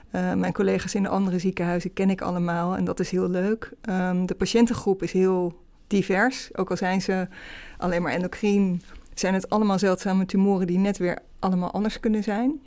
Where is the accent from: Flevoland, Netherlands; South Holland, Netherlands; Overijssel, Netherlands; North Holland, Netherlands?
South Holland, Netherlands; Rotterdam; moved away as an adult; also born or lived in Amsterdam; ik ben opgegroeid in Rotterdam, omgeving Rotterdam